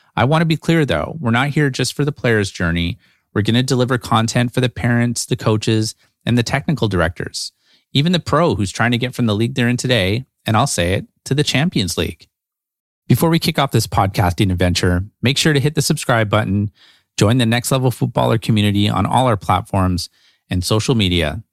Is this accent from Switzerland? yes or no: no; Vancouver, British Columbia, Canada; Growing up in Vancouver, we were fortunate enough to have pretty mild winters